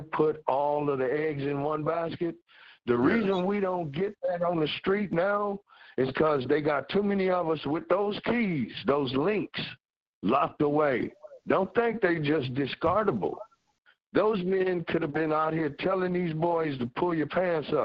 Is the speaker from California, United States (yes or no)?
yes; Los Angeles, California, United States; I'm from Watts